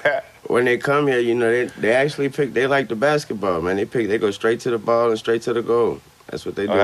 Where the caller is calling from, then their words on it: Miami, Florida, United States; I'm broadcasting live from Miami, man.